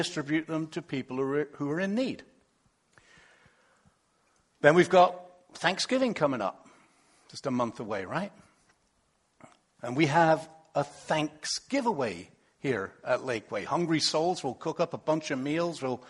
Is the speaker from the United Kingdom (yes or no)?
yes; England, United Kingdom; moved away; originally, you might not catch this, but I come from England